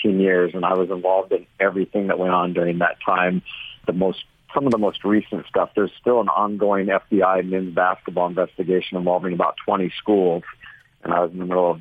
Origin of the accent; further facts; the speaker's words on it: Orange County, California, United States; I'm from Orange County, California